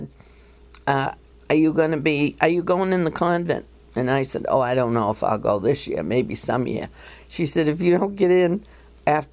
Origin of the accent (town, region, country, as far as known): Portland, Maine, United States; born or raised there; also born or lived in Quincy, Massachusetts